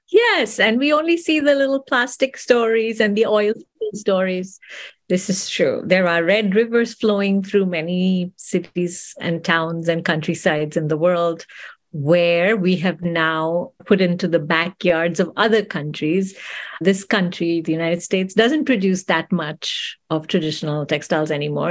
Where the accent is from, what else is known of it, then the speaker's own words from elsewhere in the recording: India; moved away; I grew up in India, I was born and raised in India.